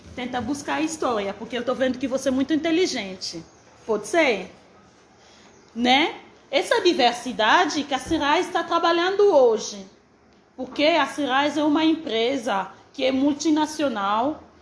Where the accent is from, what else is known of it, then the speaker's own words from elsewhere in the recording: DR Congo; now in Brazil; sou da República Democrática do Congo